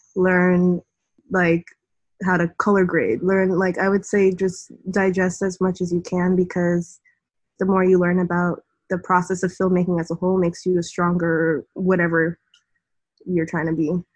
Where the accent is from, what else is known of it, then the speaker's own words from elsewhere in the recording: New York City, New York, United States; also born or lived in Greenwich, Connecticut; the area where I grew up in the Bronx